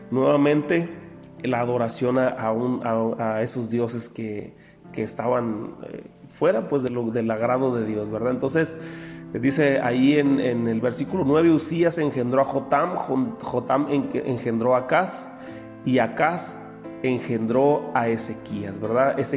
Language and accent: Spanish; Mexico; Nosotros como, como eh, mexicanos que vivimos aquí en Baja California, pues conocemos la extensión territorial, ¿verdad?